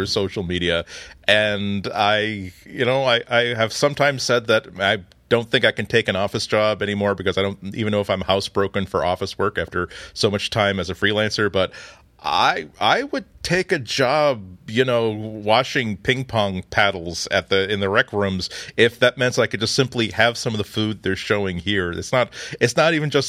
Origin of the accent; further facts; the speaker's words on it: New England, United States; I'm from New England